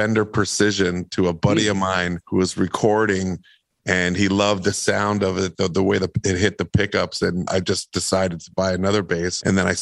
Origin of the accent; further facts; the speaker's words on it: Winnipeg, Manitoba, Canada; I grew up in Winnipeg, Manitoba